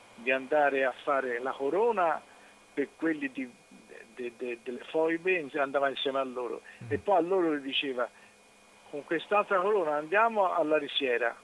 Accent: Florence, Tuscany, Italy; pur essendo fiorentini

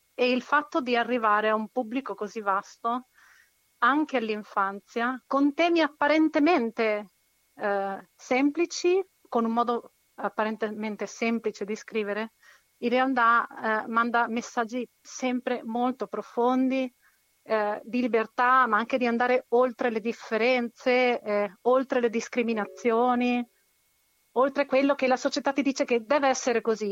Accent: Chile; essendo cilena

